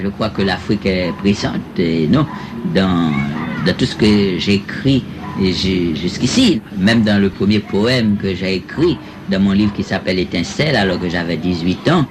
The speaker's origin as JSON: {"language": "French", "country": "Haiti", "moved": "yes", "lives_now": "Cuba", "said": "depuis que je suis hors d'Haïti"}